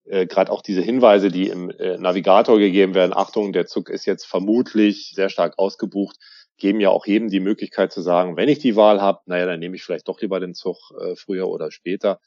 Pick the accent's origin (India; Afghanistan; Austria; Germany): Germany; Berlin; als Berliner